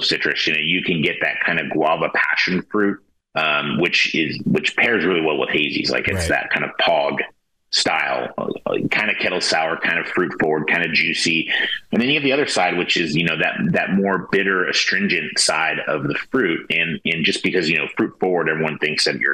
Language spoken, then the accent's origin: English; Santa Rosa, California, United States; born and raised in Santa Rosa